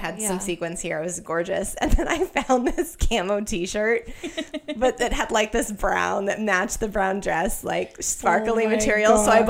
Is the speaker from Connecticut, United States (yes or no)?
no; Colorado, United States; Colorado. We're not like hunters or anything.